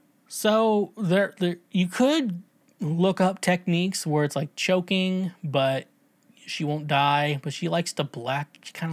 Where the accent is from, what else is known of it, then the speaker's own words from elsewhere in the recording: Tennessee, United States; I'm from Tennessee, y'all. Yeah, y'all.